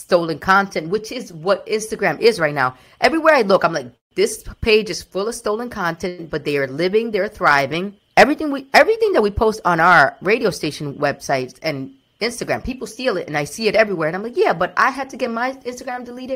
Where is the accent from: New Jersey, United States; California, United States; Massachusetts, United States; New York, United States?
New York, United States; New York City; My parents are Dominican. I was born and raised in New York City